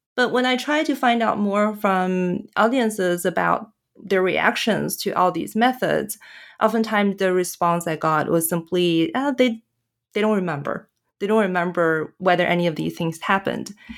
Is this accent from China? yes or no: yes; China; moved away; I'm from China, my, my family is still in China